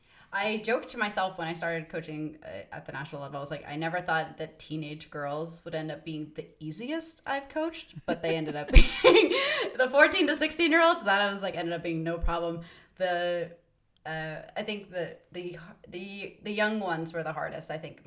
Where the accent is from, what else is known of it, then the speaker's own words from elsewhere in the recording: the South, United States; accent: Southern; I actually sound more Canadian now than I do kind of from the South. But if I'm around my mother, then it's very much gets a Southern